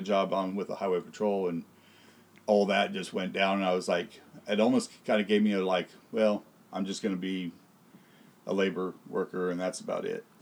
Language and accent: English; Tulare County, California, United States; I was born here in Tulare County